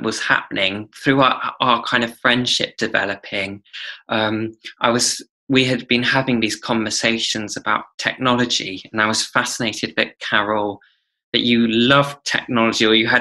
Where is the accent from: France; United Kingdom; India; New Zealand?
United Kingdom; I'm British